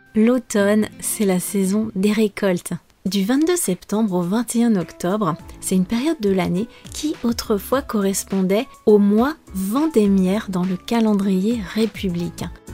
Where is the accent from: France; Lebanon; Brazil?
France; je suis française